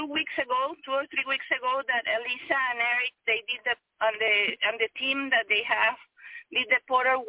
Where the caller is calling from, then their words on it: Miami, Florida, United States; Hi, I'm calling from Miami.